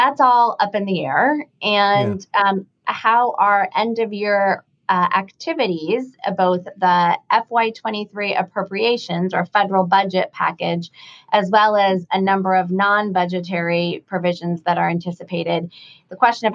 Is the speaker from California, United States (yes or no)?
no; Montana, United States; moved away; I am originally from Montana. My family has spent, I am the fifth generation of my family to be living in Montana at some point in our lives